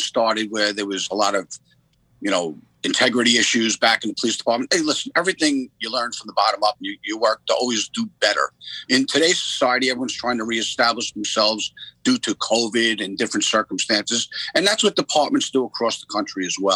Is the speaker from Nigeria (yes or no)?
no; Long Island, Suffolk County, New York, United States; I grew up on Long Island. Suffolk County, which is a suburb of, you know, New York.